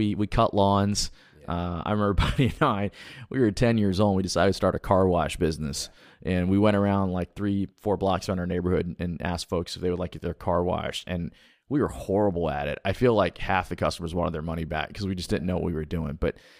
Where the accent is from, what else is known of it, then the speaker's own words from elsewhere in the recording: Alabama, United States; also born or lived in Texas / Louisiana / Tennessee / Georgia; But yeah, I grew up in Alabama, but moved around the South a lot when I was younger. So I mean, literally I'm a deep South product. I went to Texas, Louisiana, Tennessee, Georgia, and Alabama.